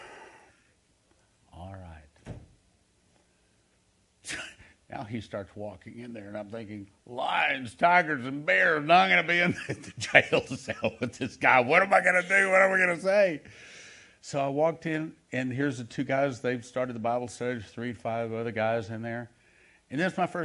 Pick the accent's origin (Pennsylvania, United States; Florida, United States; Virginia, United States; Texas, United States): Texas, United States; I'm from Texas